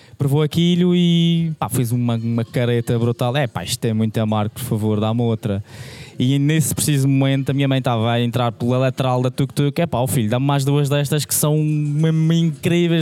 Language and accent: Portuguese; Madeira, Portugal; moved away; eu sou madeirense e quando vou à Madeira